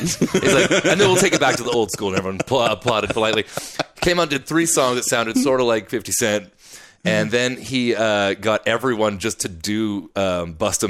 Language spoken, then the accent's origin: English; Ottawa, Ontario, Canada; now in Vancouver, Canada; I'm from the Ottawa area.